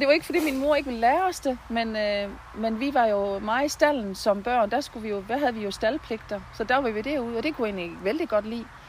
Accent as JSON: {"language": "Danish", "town": "Bramdrup", "region": "Southern Denmark", "country": "Denmark", "tie": "born or raised there", "also_born_or_lived": "Christiansdal / Svendborg", "lives_now": "Haderslev, Denmark", "said": "der har jeg haft min barndom og min ungdom"}